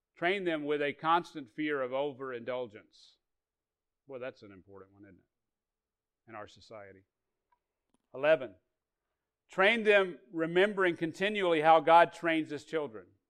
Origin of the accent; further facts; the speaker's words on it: Arkansas, United States; I grew up in Arkansas